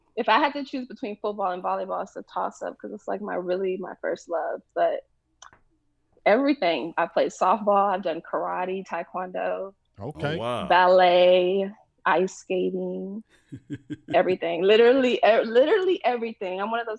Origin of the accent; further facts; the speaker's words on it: Texas, United States; also born or lived in Honolulu / Washington, D.C.; Yeah, but I would say I'm from Texas. Like, I've been in Texas the longest. I claim Texas. And I've been here since I was a little girl, so.